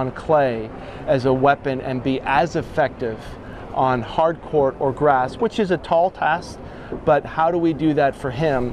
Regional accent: United States; I am an American coach

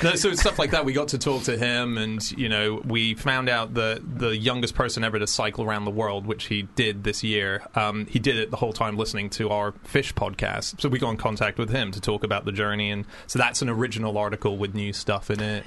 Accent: Australia; I'm an Aussie

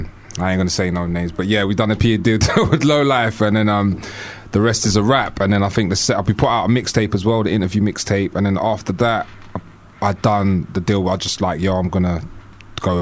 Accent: London, United Kingdom; I grew up in Kilburn, northwest London.

